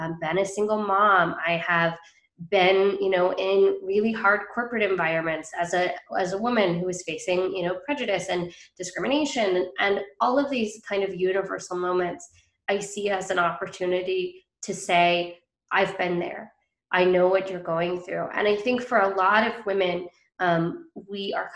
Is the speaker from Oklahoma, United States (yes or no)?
no; Bainbridge Island, Washington, United States; So it's called Bainbridge Island